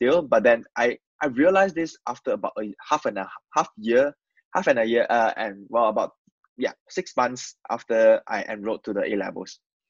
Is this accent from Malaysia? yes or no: yes; Malaysia; English is a second language; moved away as an adult; now in United Kingdom; I'm from this rural area of Malaysia, where people don't really speak English. Most of our language communication medium will be Mandarin or Malay.